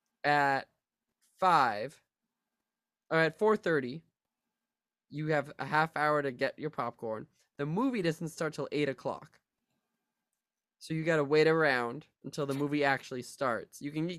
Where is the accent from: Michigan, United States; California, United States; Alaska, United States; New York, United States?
New York, United States; New York City; Hey, I'm a New Yorker. My mama always said, New York is the best city on earth.